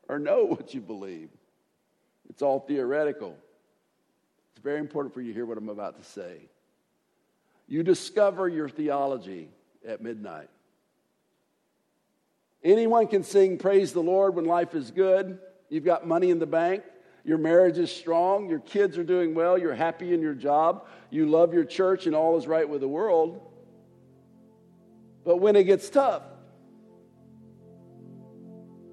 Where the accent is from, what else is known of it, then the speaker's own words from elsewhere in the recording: United States; as an American.